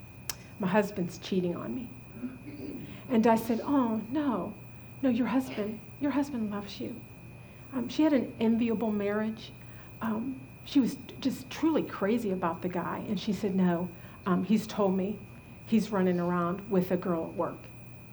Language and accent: English; Butler, Pennsylvania, United States; moved away; also born or lived in Virginia; We had this rental house back in my hometown in Butler, Pennsylvania